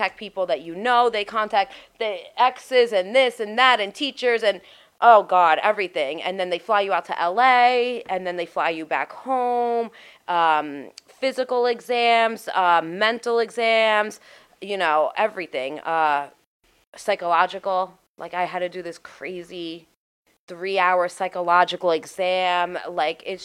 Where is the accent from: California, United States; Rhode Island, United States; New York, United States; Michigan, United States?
New York, United States; New York City; I'm from Staten Island